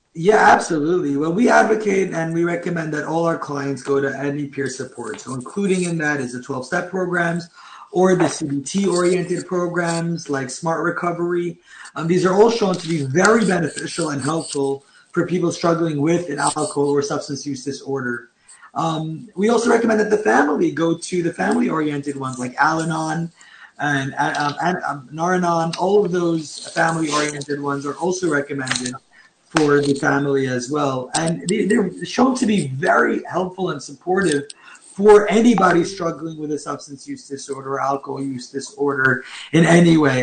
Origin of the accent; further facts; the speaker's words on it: New York City, New York, United States; I grew up in Crown Heights in Brooklyn